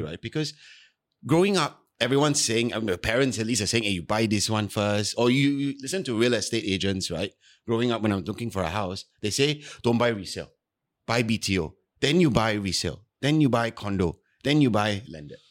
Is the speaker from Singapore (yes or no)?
yes; Singapore; I'm Singaporean